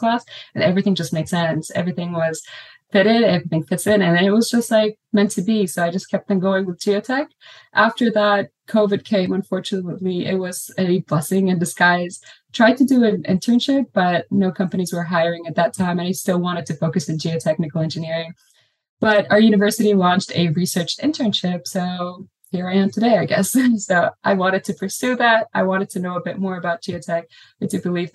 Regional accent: Lebanon; moved away as an adult; also born or lived in Beirut, Lebanon; now in Austin, United States; I'm from Lebanon

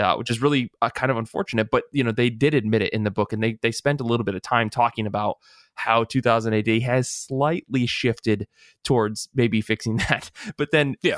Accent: United States; we're American

